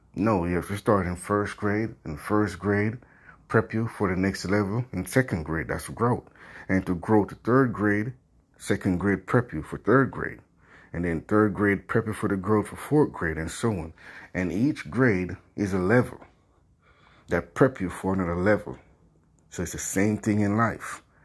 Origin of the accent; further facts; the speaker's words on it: Jamaica; I grew up poor in Jamaica, where I'm from.